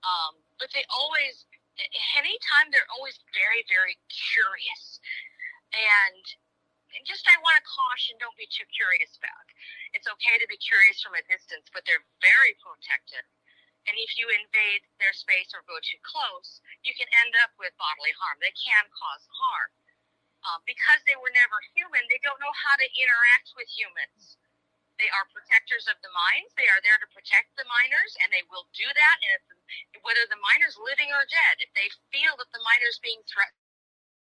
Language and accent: English; Michigan, United States; I'm from Michigan